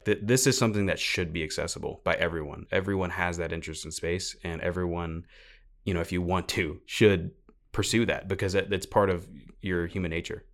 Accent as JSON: {"language": "English", "town": "Houston", "region": "Texas", "country": "United States", "said": "I'm from Houston"}